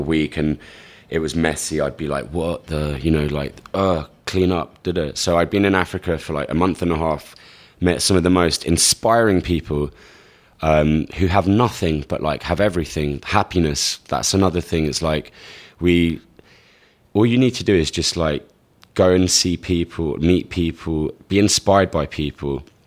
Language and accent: English; London, United Kingdom; moved away as an adult; now in New York, United States; I'm from London, England. I was born in Hammersmith. I've been in New York for around seven years now